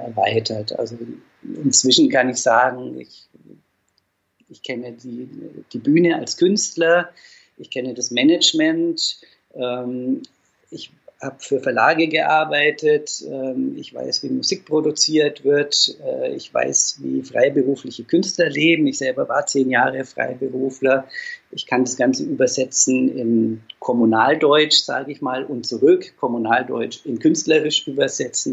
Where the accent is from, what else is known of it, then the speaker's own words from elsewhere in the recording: Dinkelsbühl, Bavaria, Germany; now in Fulda, Germany; ich stamme aus Dinkelsbühl, das ist ein kleines Städtchen in Mittelfranken